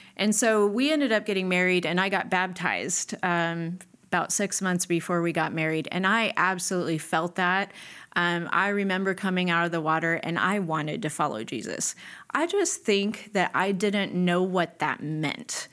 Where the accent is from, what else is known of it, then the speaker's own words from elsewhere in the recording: Nebraska, United States; moved away; I grew up in Nebraska.